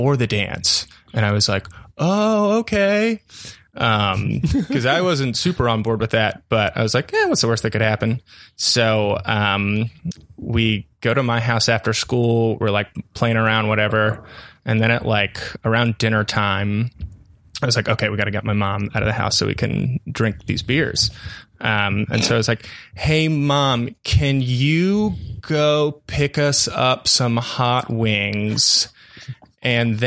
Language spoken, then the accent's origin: English; Maryland, United States; I grew up in Maryland on the East Coast